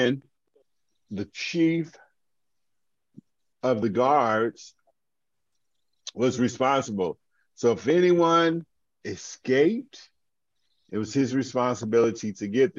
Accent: Augusta, Georgia, United States; I grew up in Augusta, Georgia

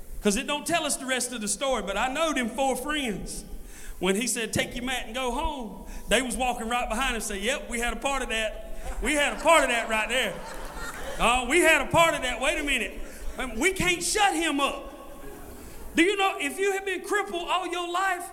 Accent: Scotland County, North Carolina, United States; I'm from Scotland County

